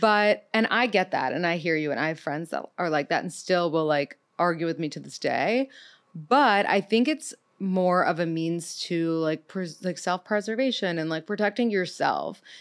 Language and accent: English; New York City, New York, United States; I'm thirty-two. I'm from New York City